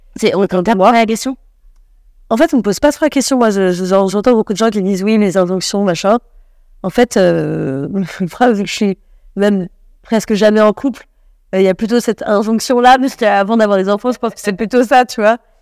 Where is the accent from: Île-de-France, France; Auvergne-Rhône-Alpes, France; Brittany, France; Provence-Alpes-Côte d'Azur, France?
Île-de-France, France; Paris; j'ai grandi à Paris avec des gens plutôt de, de classe moyenne supérieure